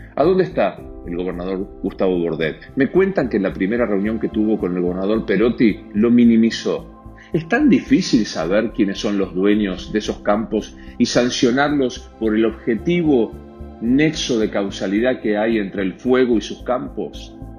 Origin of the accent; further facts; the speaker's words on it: Rosario, Santa Fe, Argentina; moved away as an adult; now in Buenos Aires, Argentina; Soy rosarino